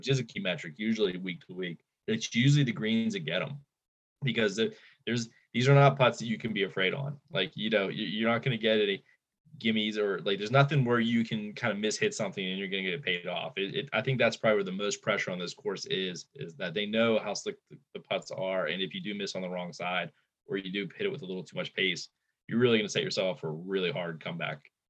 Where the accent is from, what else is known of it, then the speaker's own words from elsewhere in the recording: Western and Central Pennsylvania, United States; we're from Western and Central PA.